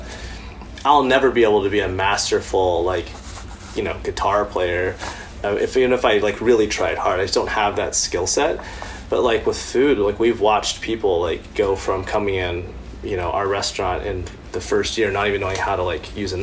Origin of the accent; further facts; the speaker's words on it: Oklahoma, United States; I grew up in Oklahoma